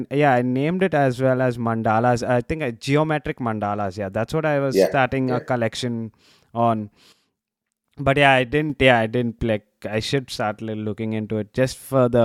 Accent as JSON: {"language": "English", "town": "Mumbai", "region": "Maharashtra", "country": "India", "said": "I come from Bombay"}